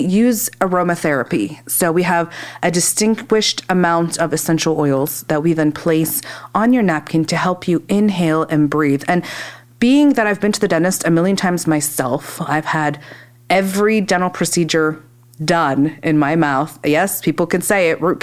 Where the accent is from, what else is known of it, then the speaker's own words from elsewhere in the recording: Northern Kentucky, United States; moved away as an adult; also born or lived in Louisville, Kentucky; now in Centerville, United States; I grew up in Northern Kentucky